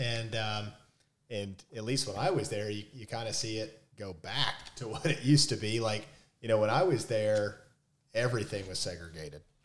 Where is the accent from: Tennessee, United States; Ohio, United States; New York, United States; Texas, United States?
Tennessee, United States; Memphis; I came from Memphis